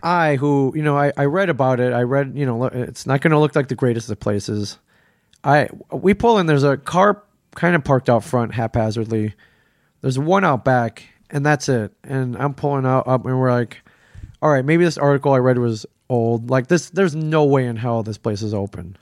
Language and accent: English; Ann Arbor, Michigan, United States; moved away as an adult; now in New Jersey, United States; Ann Arbor, Michigan, where I, where I grew up